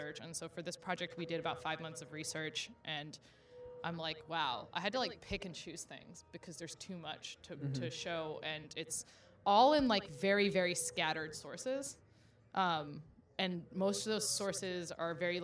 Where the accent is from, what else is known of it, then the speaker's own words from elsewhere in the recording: Houston, Texas, United States; moved away as an adult; now in New York, United States; I'm originally from Houston, so woo-woo, Texas! But I'm based out of New York now